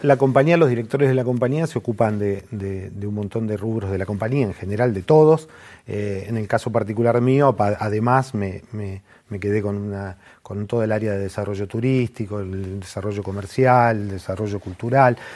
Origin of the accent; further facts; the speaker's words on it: Mar del Plata, Buenos Aires Province, Argentina; also born or lived in General Roca, Córdoba; a los 9, 10 años me fui a vivir a Mar del Plata con mis viejos